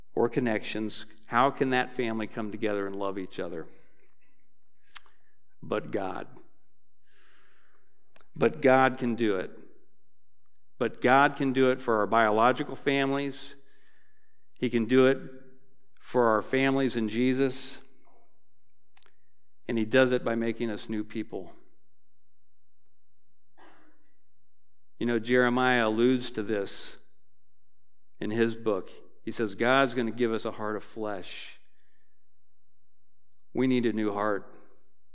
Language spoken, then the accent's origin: English; Dayton, Ohio, United States; I'm from Dayton, so I went back to my church growing up